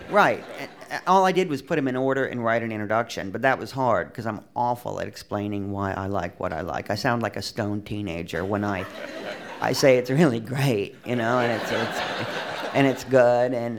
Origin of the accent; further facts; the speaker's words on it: United States; moved away as an adult; now in France; I'm an American